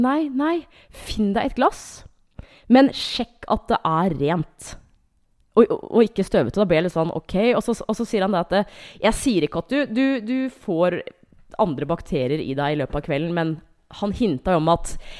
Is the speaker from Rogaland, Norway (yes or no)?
no; Hamar, Innlandet, Norway; jeg er fra Hamar